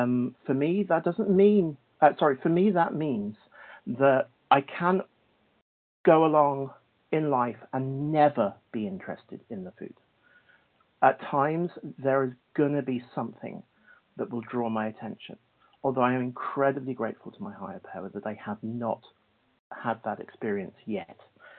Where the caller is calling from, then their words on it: Cork, Munster, Ireland; I'm calling from Cork, Ireland.